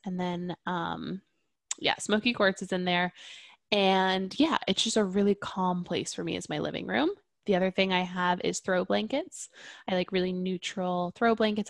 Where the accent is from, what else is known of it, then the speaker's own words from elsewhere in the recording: Catskills, New York, United States; moved away; we're from the Catskills area in New York.